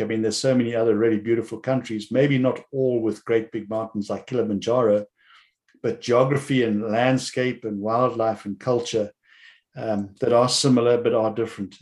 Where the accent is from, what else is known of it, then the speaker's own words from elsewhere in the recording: South Africa; I remember as growing up in the Cape